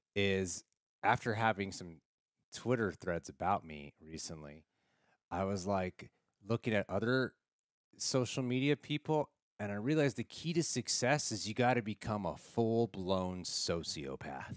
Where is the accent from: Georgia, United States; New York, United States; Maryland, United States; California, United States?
California, United States; Los Angeles; I grew up here in Los Angeles, uh, born and raised in the valley